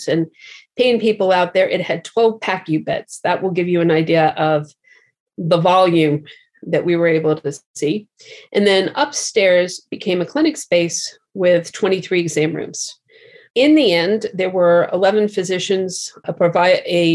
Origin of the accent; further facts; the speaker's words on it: New York, United States; moved away; also born or lived in Boston / San Francisco; having grown up in New York and having gone to school in Boston